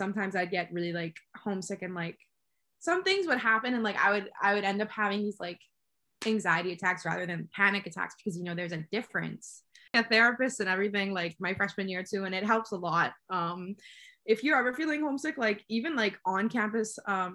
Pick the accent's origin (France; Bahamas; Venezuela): Bahamas; moved away; I was from the Bahamas